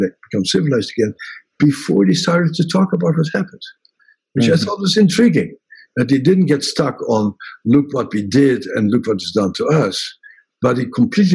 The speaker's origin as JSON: {"language": "English", "country": "Netherlands", "tie": "born or raised there", "moved": "yes", "said": "in Holland, which was sort of very small and rather insignificant country for a long time, I grew up with people in Holland always popping themselves up"}